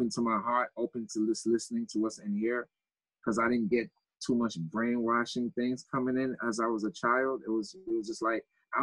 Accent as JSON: {"language": "English", "town": "New York City", "region": "New York", "country": "United States", "tie": "born or raised there", "also_born_or_lived": "Haiti", "said": "I grew up in Grosdale, Queens"}